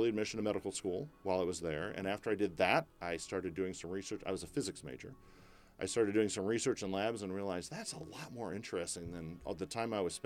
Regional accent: Edwardsville, Illinois, United States; now in Rancho Cordova, United States; So I was born in Edwardsville, Illinois, which is southern Illinois, not far from St. Louis

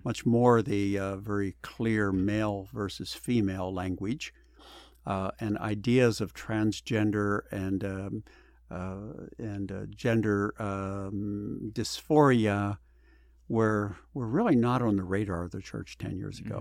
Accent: Pennsylvania, United States; also born or lived in Arkansas; now in California, United States; I was born in Pennsylvania, went to school in Arkansas, so I experienced two different cultures

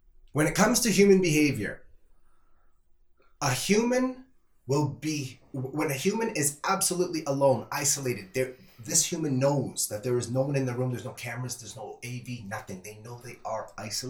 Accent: Toronto, Ontario, Canada; also born or lived in Calgary; I am from Toronto, and I ride public transit. My dad worked for the TTC

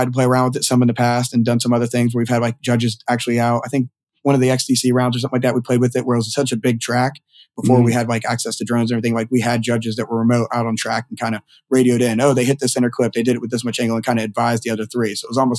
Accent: Southern United States, United States; I'm from the South, but most people think I'm from up North, just the speed I talk and everything.

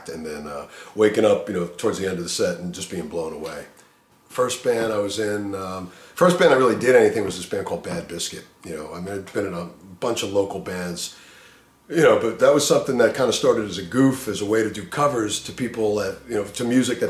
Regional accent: New York City, New York, United States; moved away; also born or lived in New Jersey; I grew up in the Bronx

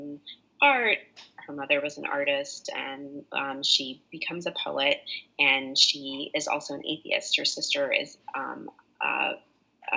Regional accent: King William and King and Queen counties, Virginia, United States; I grew up in King William and then King and Queen counties

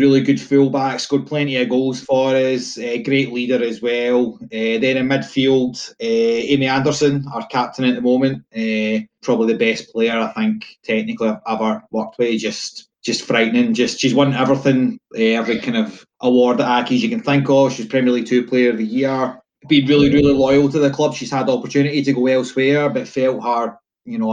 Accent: Blackwood, Scotland, United Kingdom; now in Lesmahagow, United Kingdom; originally from an even smaller village about 4 miles up the road called Blackwood, Kirkney Hill

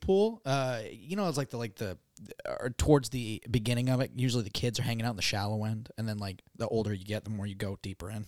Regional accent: Gloucester, Massachusetts, United States; So we never had those in, in my hometown

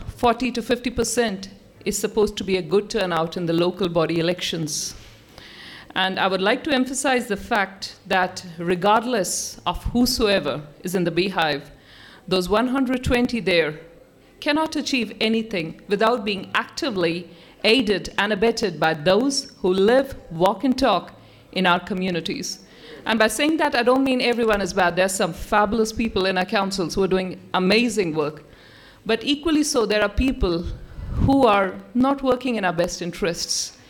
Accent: India; moved away as an adult; now in New Zealand; I come from India, the Sikh community.

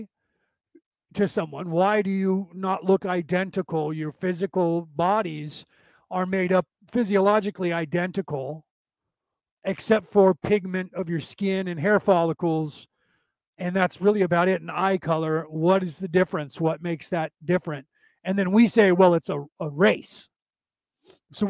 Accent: Walnut Creek, California, United States; accent: Southern drawl; I was born in Walnut Creek

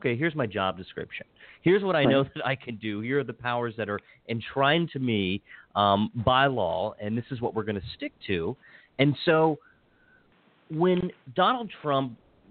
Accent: Hagerstown, Maryland, United States; now in Montgomery County, Maryland, United States; I grew up in Hagerstown and having, born, raised, educated there

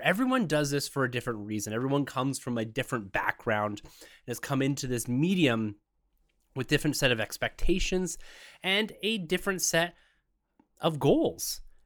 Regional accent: Canada; being a Canadian myself

